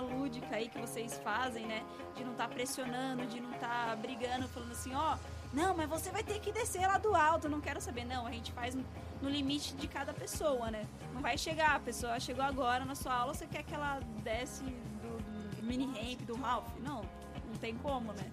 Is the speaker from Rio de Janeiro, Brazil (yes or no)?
no; São Bernardo do Campo, São Paulo, Brazil; Eu sou de São Bernardo